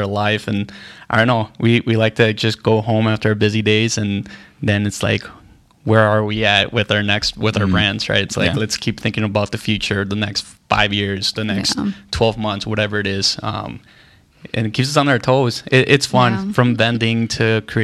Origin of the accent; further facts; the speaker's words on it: Puebla, Mexico; now in Milwaukee, United States; I'm actually from Puebla